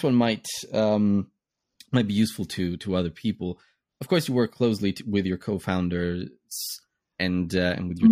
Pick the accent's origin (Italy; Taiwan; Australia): Italy; now in London, United Kingdom; I'm based in the UK now, but I'm Italian and I come from Italy